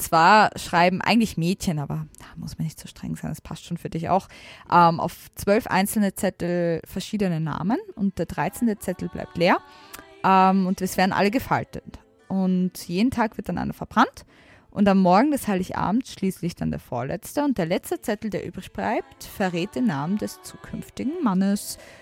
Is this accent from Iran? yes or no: no; Austria; ich komme aus der Nähe von Wien, aber schon ein bisschen außerhalb